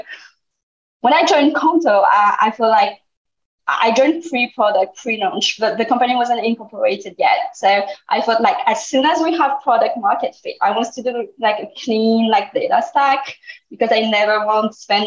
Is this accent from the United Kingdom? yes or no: no; France; my parents are Vietnamese, but I grew up in France.